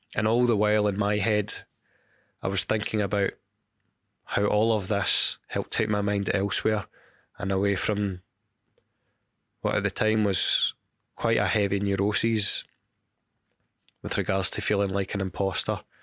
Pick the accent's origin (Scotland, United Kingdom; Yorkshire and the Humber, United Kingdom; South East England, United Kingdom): Scotland, United Kingdom; Glasgow; my hometown of Glasgow